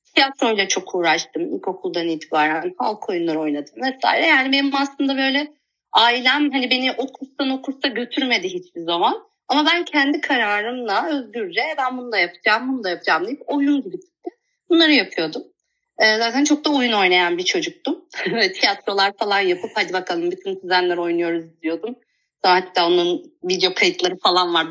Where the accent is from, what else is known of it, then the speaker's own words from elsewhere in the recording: Kula, Manisa, Turkey; Kula'da doğdum. Kula küçük bir ilçe aslında. Manisa'nın bir ilçesi